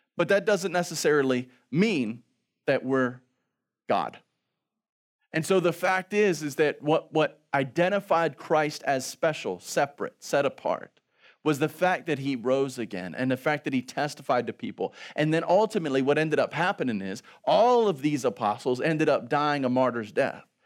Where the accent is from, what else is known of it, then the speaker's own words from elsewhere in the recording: Baltimore, Maryland, United States; also born or lived in Virginia; We're from Baltimore